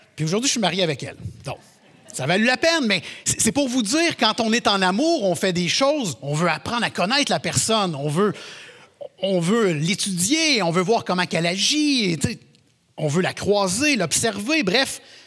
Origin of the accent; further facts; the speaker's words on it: Quebec, Canada; on est québécois